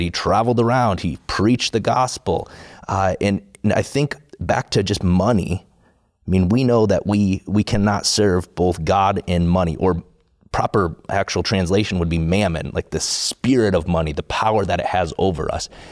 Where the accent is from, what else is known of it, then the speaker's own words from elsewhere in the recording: South Dakota, United States; I grew up in South Dakota